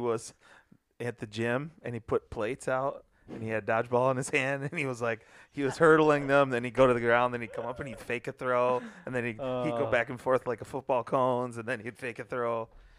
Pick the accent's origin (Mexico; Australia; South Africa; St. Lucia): Mexico; Mexico City; now in United States; My hometown's Mexico City.